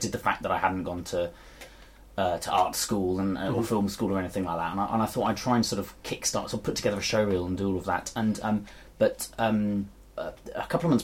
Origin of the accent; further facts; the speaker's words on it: England, United Kingdom; I am English